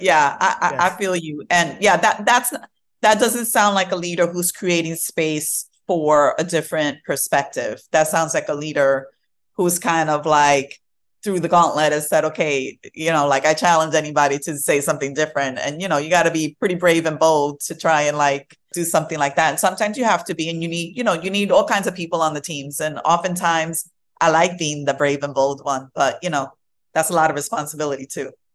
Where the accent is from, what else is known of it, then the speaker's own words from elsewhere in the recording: New York City, New York, United States; also born or lived in Fort Greene, Brooklyn / Queens / Manhattan / Bronx; I am mostly Brooklyn uh, bred. So, like, this is where I was raised in Brooklyn